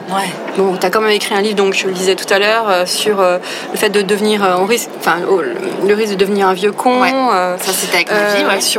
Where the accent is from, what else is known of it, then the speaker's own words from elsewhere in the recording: Grand Est, France; Je pense que j'ai toujours voulu faire ça, mais comme je viens de l'Est de la France, je savais pas que j'avais le droit.